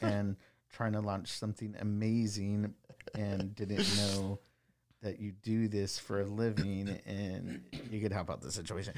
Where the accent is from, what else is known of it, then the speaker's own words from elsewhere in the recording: Wilmington, United States; His dad is my second cousin, and we grew up in Wilmington, um, on the same block